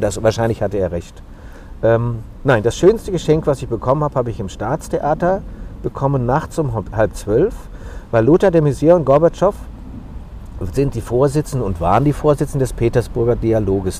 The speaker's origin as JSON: {"language": "German", "town": "Frankfurt am Main", "region": "Hesse", "country": "Germany", "tie": "born or raised there", "said": "diese Frankfurter Fahne, mein Geburtsort"}